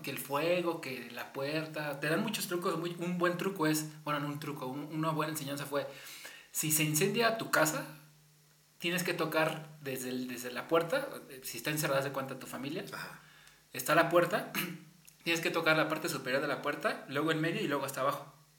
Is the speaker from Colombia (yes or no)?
no; Mexico; uno como latino y mexicano